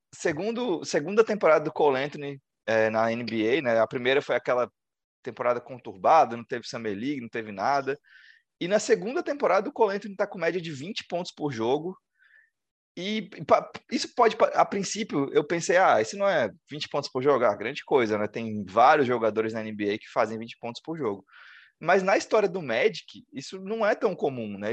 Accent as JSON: {"language": "Portuguese", "country": "Brazil", "said": "Sou do Brasil"}